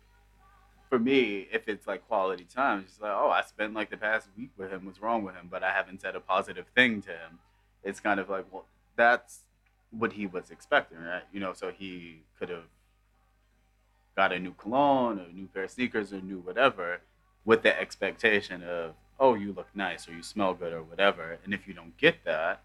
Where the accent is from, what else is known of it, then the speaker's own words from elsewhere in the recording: New York, United States; I'm from New York